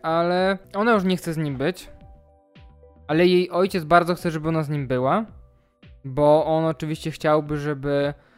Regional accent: Poland; Ja też w sumie pochodzę ze wsi

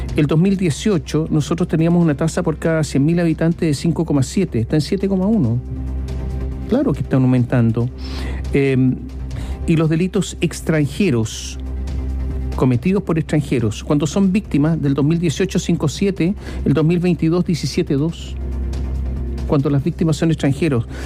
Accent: Chile; nuestro país

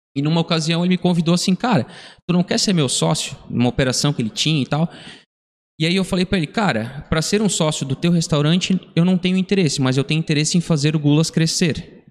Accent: Brazil; Nós somos aqui da região da Vila Nova, a gente frequentava a igreja aqui da Vila Nova

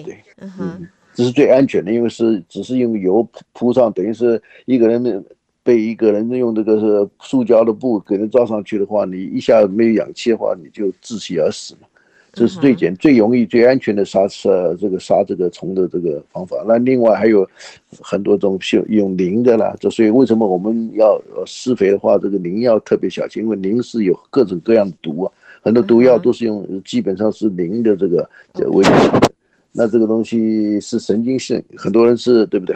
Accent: Taiwan; now in Houston, United States; 我是在台湾呢，受教育长大的

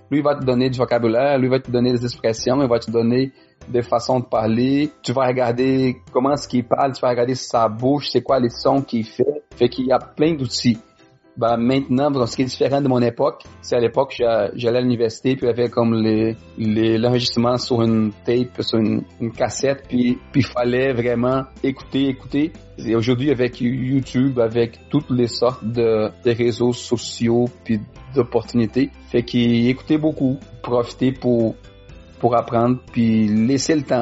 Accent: Quebec, Canada; accent: Quebec French; moi j'ai appris le Français ici, fait je parle les Français québécois.

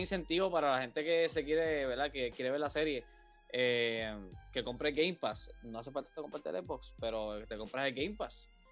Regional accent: Puerto Rico; yo, soy, de, de Puerto Rico, la mayoría aquí somos de Puerto Rico

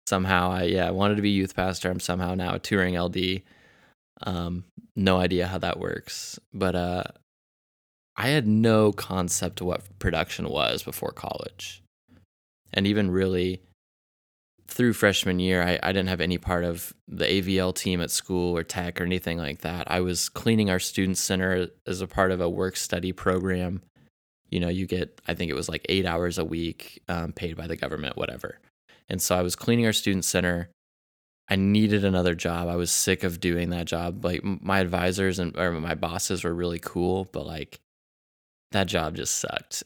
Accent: Kansas City, United States; also born or lived in Arkansas; I'm also from Kansas City

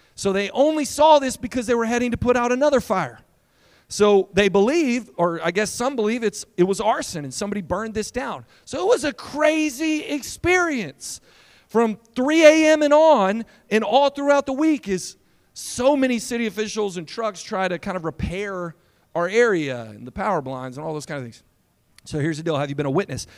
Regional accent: Lindale, Texas, United States; now in San Antonio, United States; I'm from Lindale

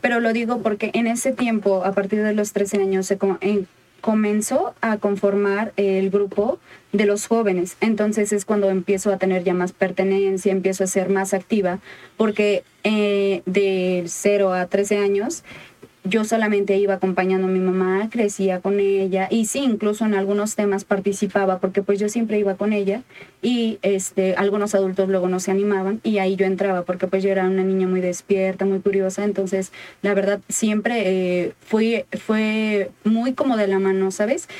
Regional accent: Michoacán, Mexico; allá de donde soy, por Michoacán

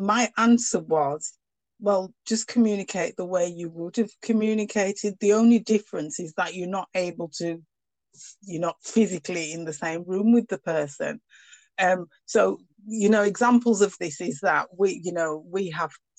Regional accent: United Kingdom; accent: northern; I've got a very northern accent

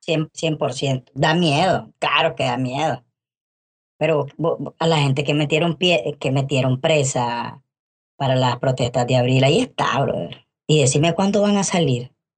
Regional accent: Nicaragua; los nicaragüenses así somos, locos los nicaragüenses somos

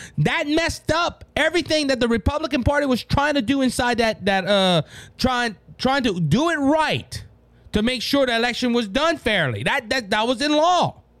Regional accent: Mankato, Minnesota, United States; born there; We stopped to go through a Hardee's in Makuta, where I was born in Makuta, Minnesota

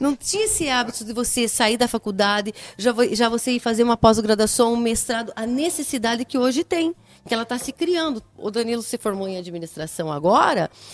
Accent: Brazil; mulher, sou brasileira

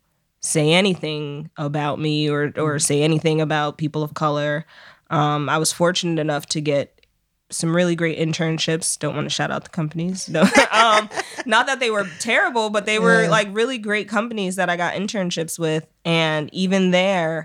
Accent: New York City, New York, United States; I grew up here in New York City

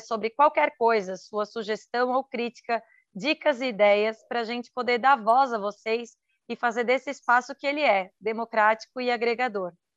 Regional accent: Santa Catarina, Brazil; sou de Santa Catarina

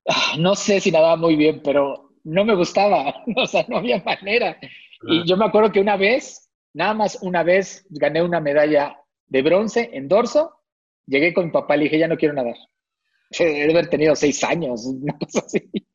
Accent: Tlalnepantla, State of Mexico, Mexico; Yo soy del Estado de México, acá por Tlanepantla

